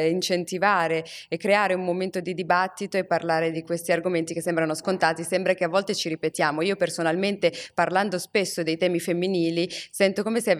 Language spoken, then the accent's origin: Italian; Morocco; io sono africana, sono cresciuta in Marocco e sono cresciuta in una società che anche quando il vicino di casa ti vedeva fare qualcosa di brutto, aveva, essendo un adulto, aveva il diritto e il dovere di rimproverarti.